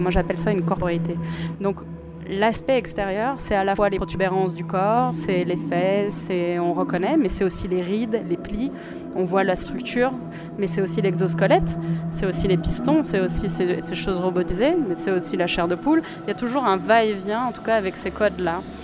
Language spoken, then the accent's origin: French; Luxembourg; je suis luxembourgeoise.